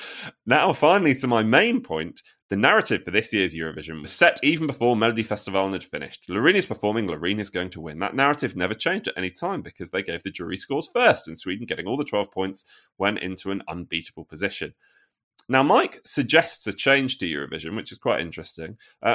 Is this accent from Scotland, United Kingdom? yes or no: no; Wales, United Kingdom; moved away as an adult; now in Finland; I'm originally from Wales, but I've lived half my life, 23 years, in Finland.